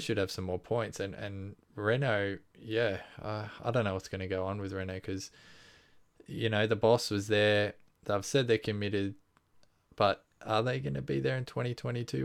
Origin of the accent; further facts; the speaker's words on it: Australia; we're Australian